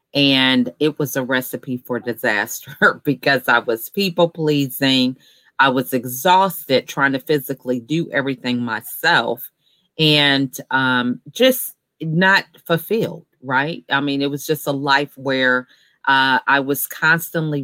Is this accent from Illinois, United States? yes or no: no; Georgia, United States; I'm actually from Georgia